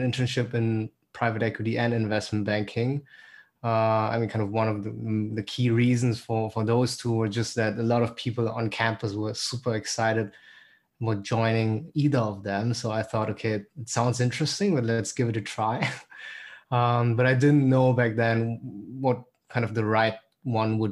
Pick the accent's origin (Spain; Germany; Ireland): Germany; Berlin; moved away as an adult; also born or lived in St. Gallen, Switzerland / Los Angeles, United States; now in London, United Kingdom; I'm originally from Berlin, but have the pleasure to work in London.